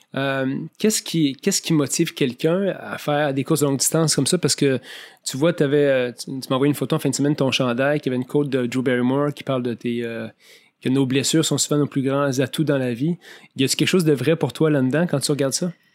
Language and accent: French; Montmagny, Quebec, Canada; now in Montreal, Canada; J'ai grandi à Montmagny